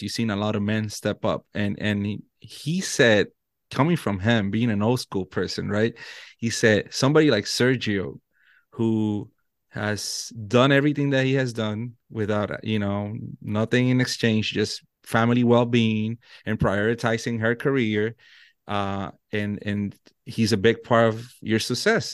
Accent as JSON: {"language": "English", "country": "Puerto Rico", "tie": "born or raised there", "first_language": "Spanish", "second_language": "English", "moved": "as an adult", "lives_now": "Virginia, United States", "said": "I was born and raised in Puerto Rico."}